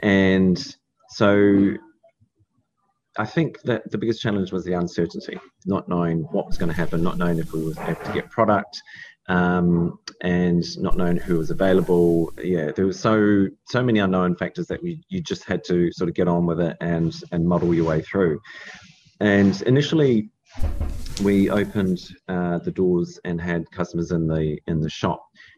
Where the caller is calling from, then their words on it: Dunedin, Otago, New Zealand; So I'm calling from Taste Nature Organic Supermarket in Dunedin.